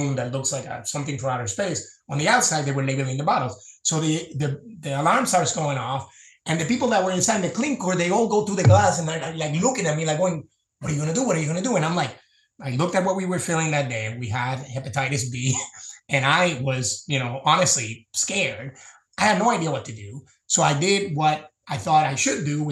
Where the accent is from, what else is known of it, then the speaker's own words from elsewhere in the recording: Puerto Rico; I grew up in Puerto Rico